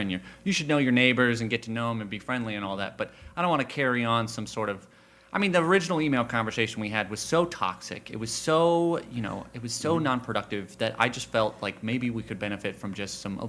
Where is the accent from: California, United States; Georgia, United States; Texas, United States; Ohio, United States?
Texas, United States; I mean, I'm originally from Texas, and when we just got, I mean, I don't know if you've ever been down there. Churches down there are massive.